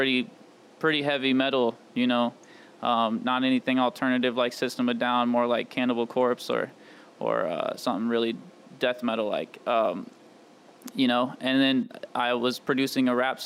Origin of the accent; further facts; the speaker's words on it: St. Louis, United States; I'm born and raised in St. Louis, Missouri, on the east side, over in Illinois.